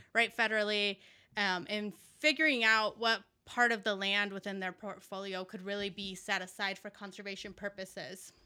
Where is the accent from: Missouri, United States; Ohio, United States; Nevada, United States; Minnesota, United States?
Nevada, United States; Las Vegas; also born or lived in California / Mexico; I grew up in Las Vegas